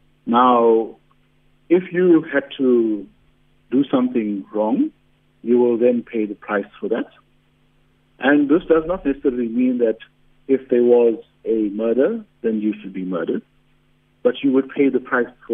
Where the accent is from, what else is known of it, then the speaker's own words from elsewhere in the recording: South Africa; it's our position as the South African Hindu Mahasabha that we as South Africans need to rekindle this morality in our community.